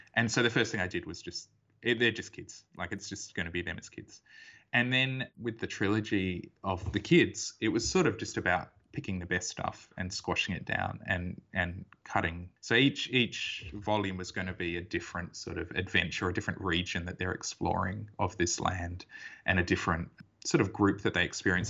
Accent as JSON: {"language": "English", "town": "Perth", "region": "Western Australia", "country": "Australia", "tie": "born or raised there", "said": "I was born in Perth and I've lived here my whole life"}